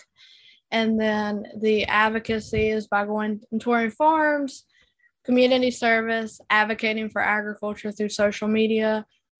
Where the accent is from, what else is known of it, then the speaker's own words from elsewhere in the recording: Youngsville, North Carolina, United States; I'm from Youngsville, North Carolina.